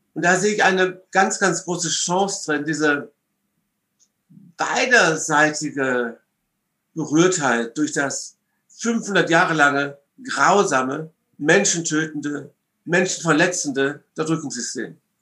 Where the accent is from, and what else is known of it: Essen, North Rhine-Westphalia, Germany; born or raised there; also born or lived in London, United Kingdom / Duisburg